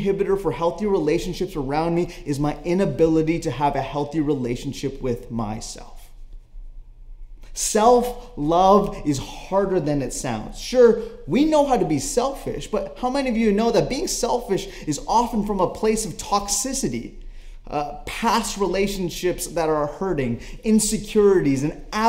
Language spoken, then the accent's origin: English; Canada; I am Canadian